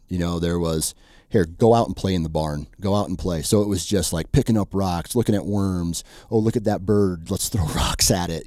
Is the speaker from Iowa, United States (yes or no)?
yes; Iowa, United States; I was born and raised Iowan